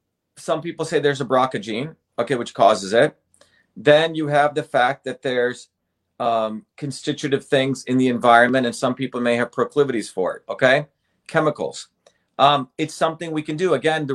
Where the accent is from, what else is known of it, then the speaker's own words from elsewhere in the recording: India; moved away; I think when I came from India to here, I think I had to take probably like tetanus or something many, many years ago, 1970.